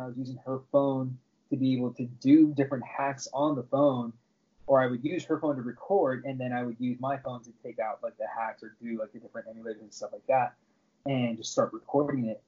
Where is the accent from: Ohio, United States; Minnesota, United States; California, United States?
California, United States; Southern; I grew up in Southern California my entire life, and I currently live in Orange County